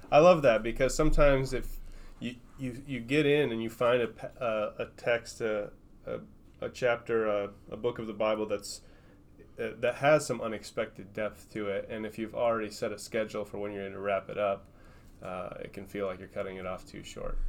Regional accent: Minnesota, United States; moved away; I'm a Northerner. I grew up in Minnesota

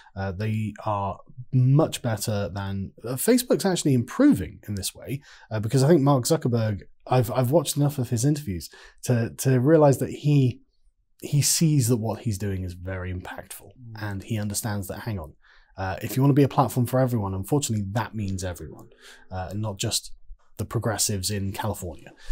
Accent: England, United Kingdom; I'm an Englishman

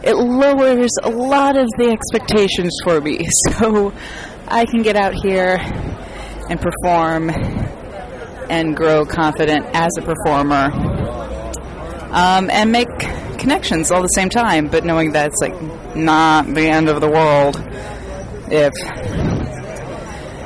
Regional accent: United States; I'm an American comedian

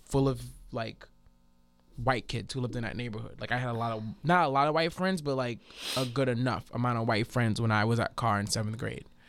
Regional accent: New Orleans, Louisiana, United States; being from New Orleans

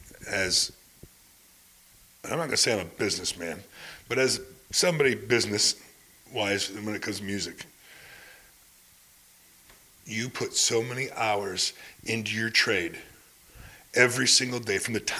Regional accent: Clint, Texas, United States; You know, I came from Clint.

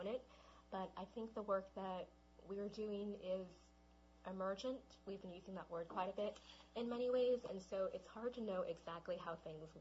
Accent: Los Angeles, California, United States; I was brought up in Los Angeles. That's where I grew up in Los Angeles, and my parents are both from Taiwan, so they're immigrants

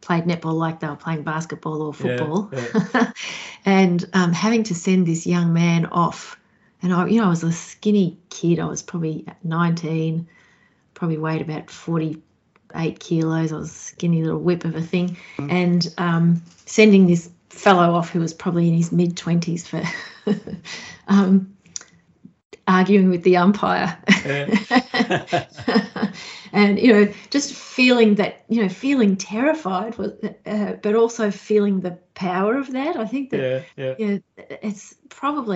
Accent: Kyabram, Victoria, Australia; now in Gippsland, Australia; Up in Kyabram in the Goulburn Valley, near the river in Victoria

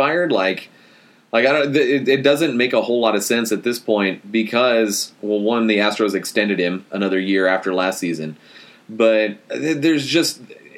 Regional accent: Texas, United States; moved away as an adult; also born or lived in Nashville, Tennessee; Texas is my home state, but I lived in Nashville for 7 years

